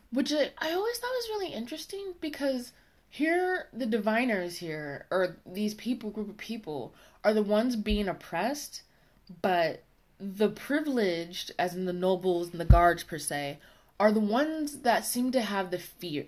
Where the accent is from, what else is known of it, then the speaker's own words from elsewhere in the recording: United States; accent: American; my American accent